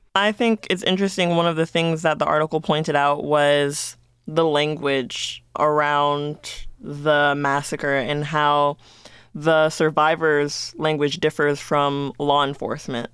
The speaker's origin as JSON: {"language": "English", "town": "Las Vegas", "region": "Nevada", "country": "United States", "tie": "born or raised there", "said": "Ever since I've been living and growing up in Las Vegas"}